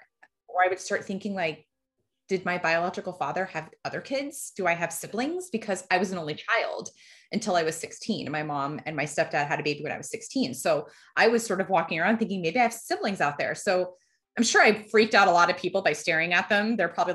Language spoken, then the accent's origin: English; Fort Myers, Florida, United States; born there; I was born in Fort Myers, Florida.